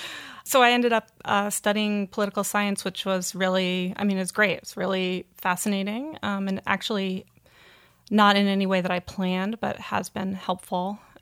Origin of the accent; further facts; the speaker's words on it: Townshend, Vermont, United States; I grew up in Vermont, actually, in a little town called Townsend.